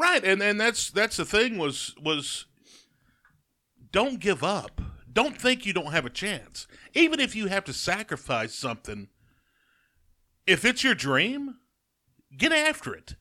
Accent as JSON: {"language": "English", "town": "Jasper", "region": "Alabama", "country": "United States", "said": "I'm from Jasper."}